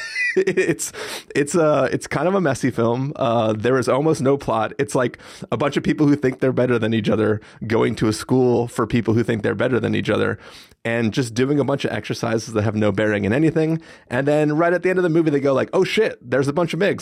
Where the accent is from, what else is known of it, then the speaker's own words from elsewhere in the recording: San Diego, California, United States; growing up in San Diego